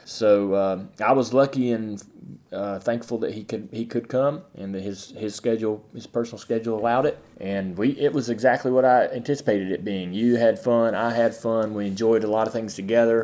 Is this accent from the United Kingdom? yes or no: no; North Carolina, United States; I'm from North Carolina